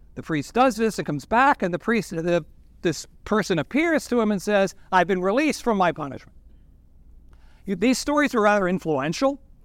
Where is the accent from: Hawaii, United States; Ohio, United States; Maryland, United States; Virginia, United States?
Virginia, United States; Norfolk; moved away as an adult; now in Washington, DC, United States; I'm from Norfolk. I'm a proud nineteen sixty-nine graduate of Great Bridge High School.